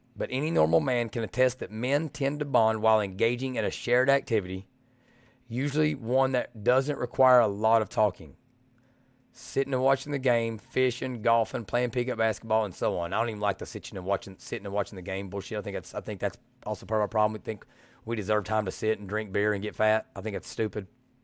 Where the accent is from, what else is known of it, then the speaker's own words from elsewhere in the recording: Kentucky, United States; And I'm from Southeastern Kentucky. We're from like 45 minutes from each other.